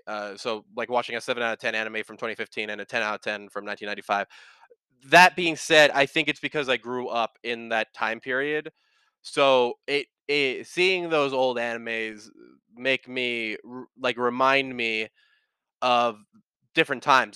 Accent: United States; you maybe see me, Johnny, and Michael as American

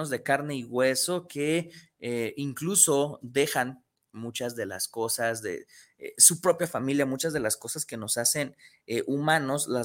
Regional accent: San Pedro Tlaquepaque, Jalisco, Mexico; Saludos a, a, mi San Pedro Tlaquepaque, saludos a, a mi pueblito querido, ¿verdad?

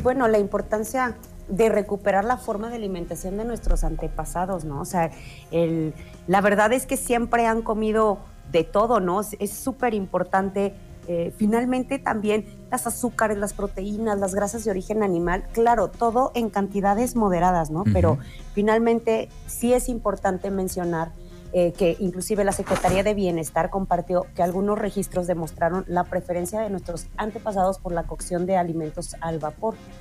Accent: Mexico; como mexicanos

